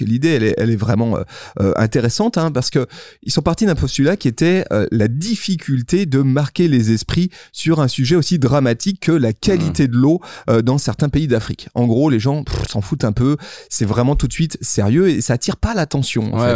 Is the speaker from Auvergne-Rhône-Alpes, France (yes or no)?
yes; Lyon, Auvergne-Rhône-Alpes, France; chez nous à Lyon